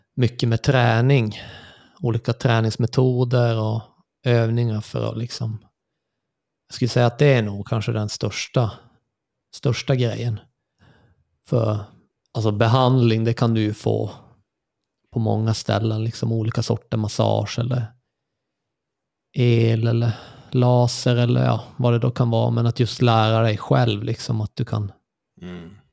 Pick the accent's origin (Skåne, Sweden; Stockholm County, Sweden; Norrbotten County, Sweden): Norrbotten County, Sweden; Luleå; also born or lived in Lund, Sweden; Flyttade upp här när jag var fem. Så det var väl då vad blir det då. 88, född 83. Och sen bodde vi här eh, kring på Mjölkudden